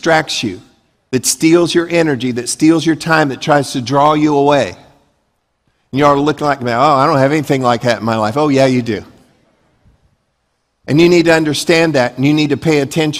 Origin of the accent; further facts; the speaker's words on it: Leesburg, Florida, United States; I grew up in Leesburg